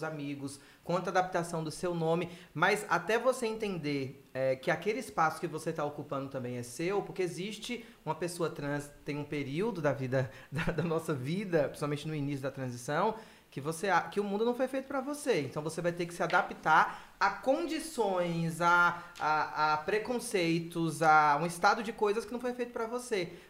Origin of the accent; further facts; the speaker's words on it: Bahia, Brazil; eu cresci na década de 90 na Bahia no fervo do axé, da axé music.